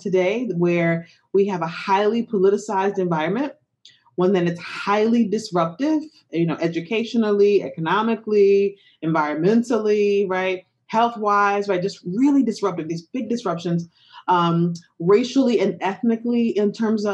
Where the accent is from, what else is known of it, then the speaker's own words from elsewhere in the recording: Detroit, Michigan, United States; growing up in Detroit, Michigan